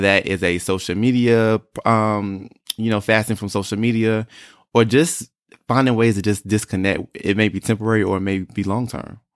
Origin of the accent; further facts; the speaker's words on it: North Carolina, United States; moved away as an adult; also born or lived in Atlanta / Harlem, New York; I was born and raised in North Carolina